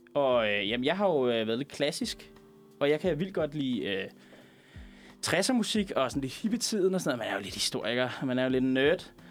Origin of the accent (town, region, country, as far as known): Veksø, Capital Region of Denmark, Denmark; born or raised there